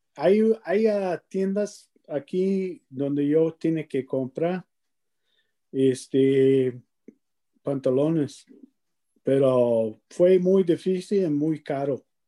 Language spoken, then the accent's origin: Spanish; near Amarillo, North Texas, United States; Spanish is a second language; crecí en un cam-, campesino, ¿no? Este, en Texas del Norte, eh, cerca de Amarillo